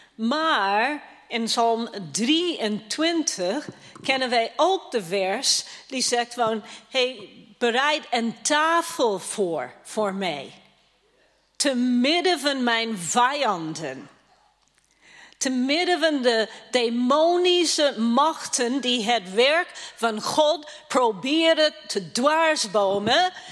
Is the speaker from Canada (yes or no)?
yes; Toronto, Ontario, Canada; now in Netherlands; dat is mijn thuisstad